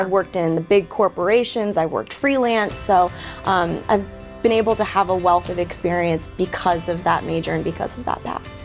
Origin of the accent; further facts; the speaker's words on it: Sacramento, California, United States; moved away as an adult; also born or lived in San Francisco Bay Area, California / Los Angeles area, California; now in Texas, United States; was born in the Bay Area and grew up really in the Sacramento suburbs, so the capital of California.